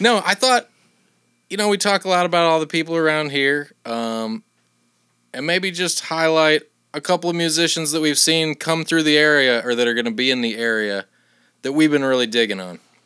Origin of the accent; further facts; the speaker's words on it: Iowa City, Iowa, United States; I'm from Iowa City